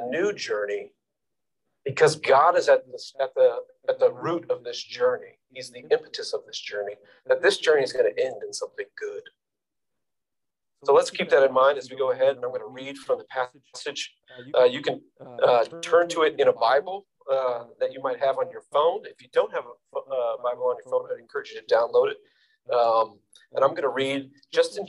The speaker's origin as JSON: {"language": "English", "town": "New York City", "region": "New York", "country": "United States", "said": "me as a New Yorker"}